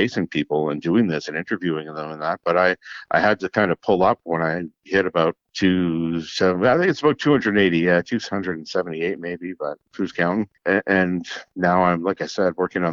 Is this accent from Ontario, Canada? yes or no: yes; Kapuskasing, Ontario, Canada; moved away; also born or lived in Sudbury; my hometown of Kapuskasing